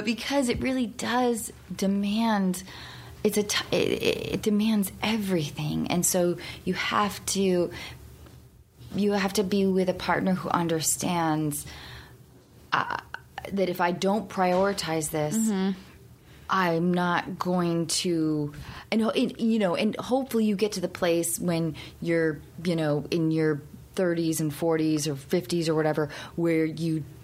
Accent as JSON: {"language": "English", "town": "Seattle", "region": "Washington", "country": "United States", "tie": "born or raised there", "said": "I grew up in Seattle."}